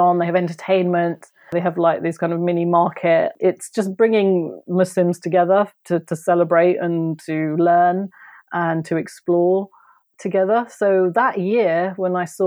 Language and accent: English; Kent, South East England, United Kingdom; also born or lived in London; I left London because I was living in London as well at that time, even though I'm from Kent. And I moved back to Kent with my mum